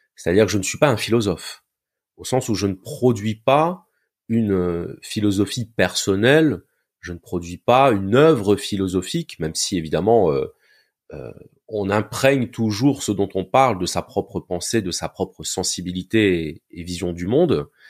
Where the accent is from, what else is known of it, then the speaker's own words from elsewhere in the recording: Béziers, Occitania, France; moved away as an adult; now in Montpellier, France; je suis né à Béziers, dans le sud de la France. Et euh, je vis à Montpellier maintenant depuis euh, bientôt 20 ans